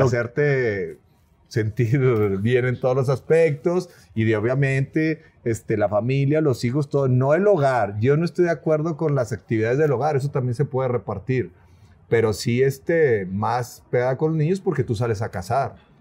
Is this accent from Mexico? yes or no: yes; Monterrey, Nuevo León, Mexico; accent: norteño; Vengo de Monterrey